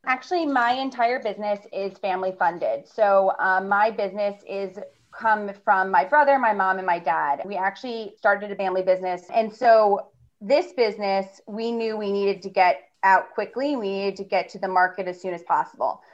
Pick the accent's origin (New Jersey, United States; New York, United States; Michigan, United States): New York, United States; New York City; I'm from New York, my family's from New York